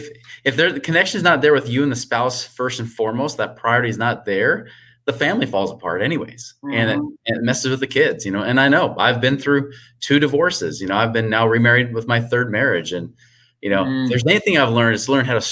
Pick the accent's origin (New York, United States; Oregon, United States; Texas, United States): Oregon, United States; moved away as an adult; now in Utah, United States; I moved from Oregon and then moved to Utah in my 20s